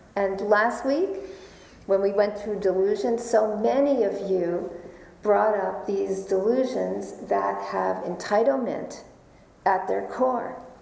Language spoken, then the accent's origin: English; New York, United States; I am a New Yorker.